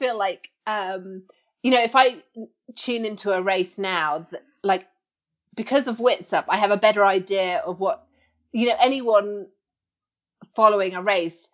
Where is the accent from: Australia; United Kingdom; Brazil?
United Kingdom; Suffolk, East of England; also born or lived in Mexico; I grew up in the east of England in Suffolk